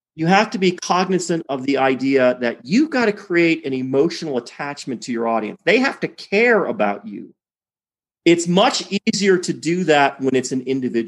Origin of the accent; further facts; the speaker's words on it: Detroit, Michigan, United States; moved away as an adult; I grew up in Detroit